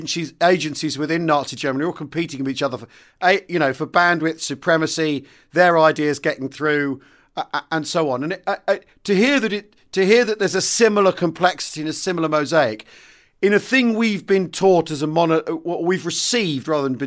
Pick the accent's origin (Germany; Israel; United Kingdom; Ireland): United Kingdom; growing up in Britain, you know, in the 70s and 80s, as I did